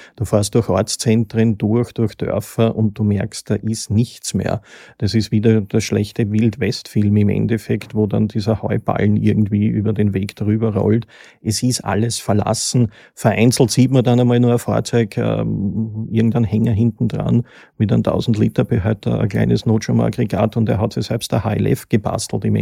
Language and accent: German; Lower Austrian, Austria; als Niederösterreicher